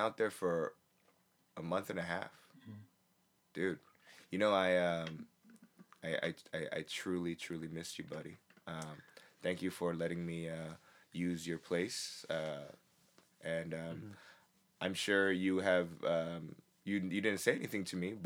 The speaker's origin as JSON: {"language": "English", "country": "United States", "said": "I can't speak Korean well, and because I'm a comedian from the States"}